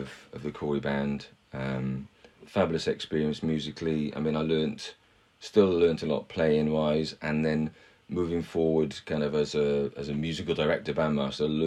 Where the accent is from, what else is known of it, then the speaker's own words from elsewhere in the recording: Welsh, Wales, United Kingdom; I'm Welsh